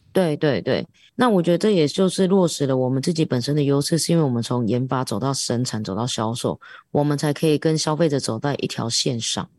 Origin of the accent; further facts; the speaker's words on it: Taiwan; 我是一个台湾人